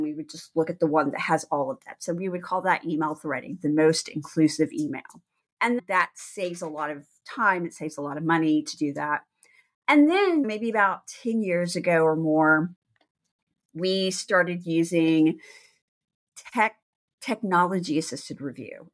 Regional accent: Texas, United States; moved away as an adult; also born or lived in New Orleans, Louisiana / Washington, D.C. area; I'm from Texas, I'm a native Texan from a very small town.

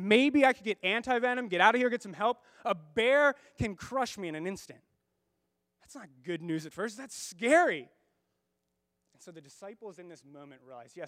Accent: United States; as American Christians

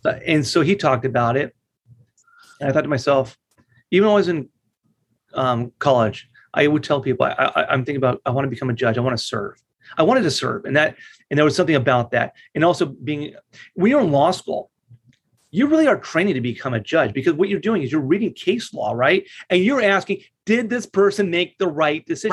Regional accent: La Mirada, California, United States; also born or lived in Los Angeles, California; I grew up in La Mirada, California

